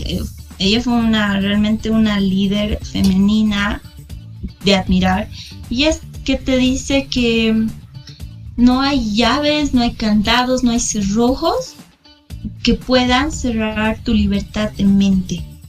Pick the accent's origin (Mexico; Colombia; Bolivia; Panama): Bolivia; also born or lived in Moscow, Russia